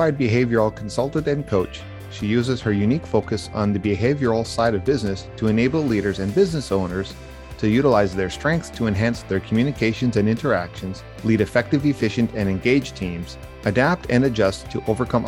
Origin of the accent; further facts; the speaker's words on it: Canada; also born or lived in Ottawa; being a Canadian